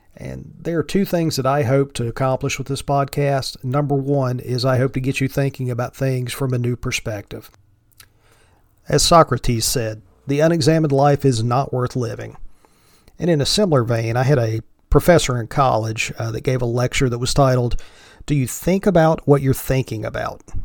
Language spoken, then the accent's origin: English; the mountains of Virginia, United States; accent: thick Appalachian; moved away as an adult; now in Northeast Pennsylvania, United States; I'm sure you can tell from my thick Appalachian accent that I am from the South. I was born and grew up in the mountains of Virginia